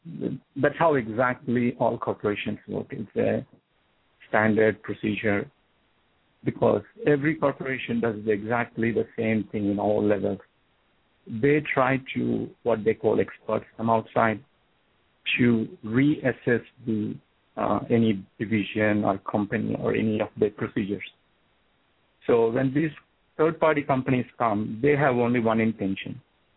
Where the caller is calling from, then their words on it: New Jersey, United States; from New Jersey.